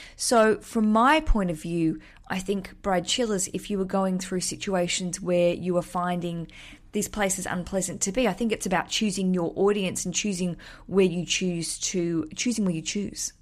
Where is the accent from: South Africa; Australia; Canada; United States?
Australia; moved away as an adult; now in London, United Kingdom; as an Australian living in London